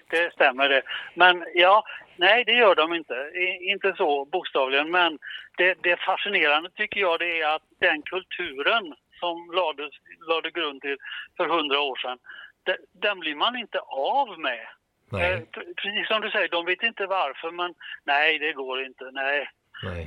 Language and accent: Swedish; Gothenburg, Västra Götaland, Sweden; som vi säger hemma i Göteborg